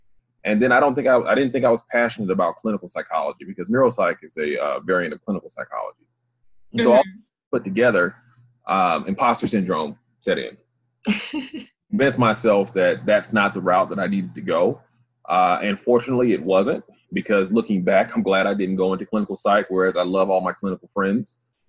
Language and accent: English; Grenada, Mississippi, United States; I'm from Grenada, Mississippi. Hometown, same as Crispin.